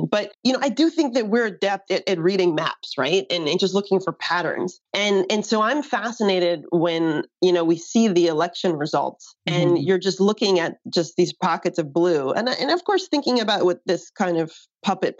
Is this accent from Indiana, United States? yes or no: no; Washington, District of Columbia, United States; moved away; also born or lived in New York City / California; I grew up in Washington, D.C.